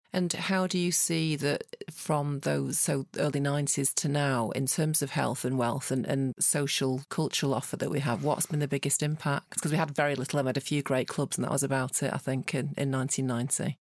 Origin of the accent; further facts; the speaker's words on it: Manchester, North West England, United Kingdom; as a Mancunian